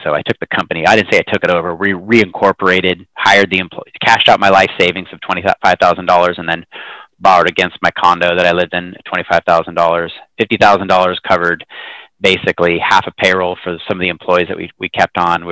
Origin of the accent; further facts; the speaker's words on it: Hood River, Oregon, United States; also born or lived in Hillsboro, Oregon; moved to a small town called Hood River when I was about one